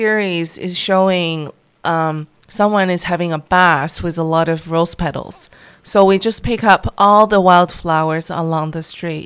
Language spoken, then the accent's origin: English; near Harbin, Heilongjiang, China; accent: Northeastern; English is a second language; moved away; also born or lived in Shanghai, China; I was born in northeast of China near Harbin, a little farm, and I was grow up in Shanghai. I spent most of my time in the northeast of the country.